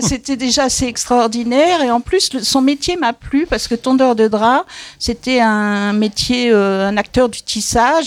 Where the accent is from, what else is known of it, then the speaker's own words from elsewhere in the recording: Paris, Île-de-France, France; je suis parisienne et comme toute parisienne, j'ai des origines aux quatre coins de la France